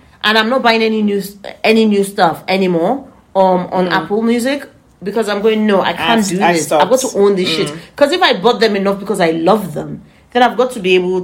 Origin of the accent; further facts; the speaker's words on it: Nigeria; now in United Kingdom; how I grew up, growing up in Nigeria.